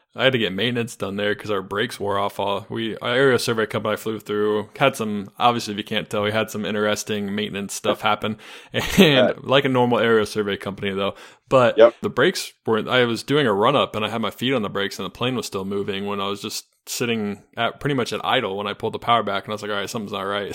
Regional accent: Charlotte, North Carolina, United States; I'm from Charlotte, North Carolina

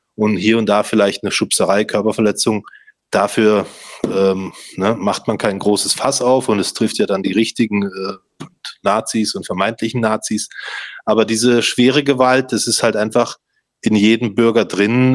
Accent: Stuttgart, Baden-Württemberg, Germany; bei uns in Stuttgart

